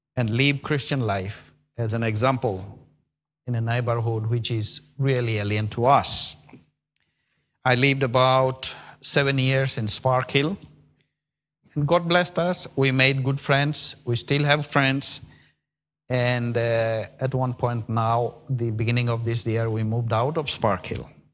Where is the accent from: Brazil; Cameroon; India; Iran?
India; now in Birmingham, United Kingdom; I'm from India